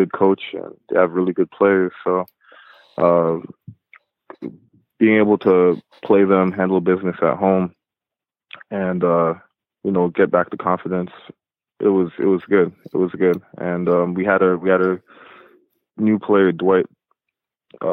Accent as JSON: {"language": "English", "town": "Toronto", "region": "Ontario", "country": "Canada", "tie": "born or raised there", "also_born_or_lived": "Whitby", "said": "I watched Vince Carter growing up in Toronto"}